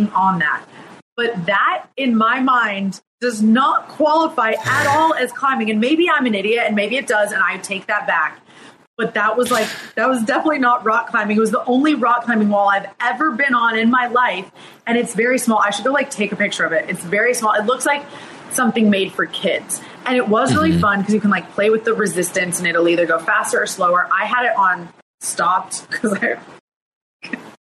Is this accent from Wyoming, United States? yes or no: yes; Lander, Wyoming, United States; I grew up in Lander, Wyoming, which is at the base of the Rocky Mountains